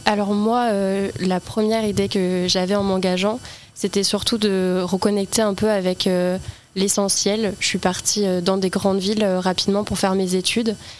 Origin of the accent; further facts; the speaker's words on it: L'Aigle, Normandy, France; Je suis originaire de Normandie, j'ai grandi en campagne